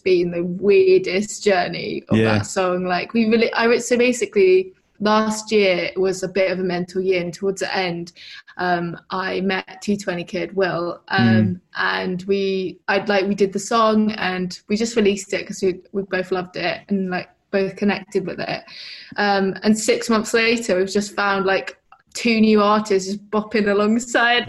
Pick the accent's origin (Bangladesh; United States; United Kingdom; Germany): United Kingdom; Brighton, South East England; I'm from Brighton.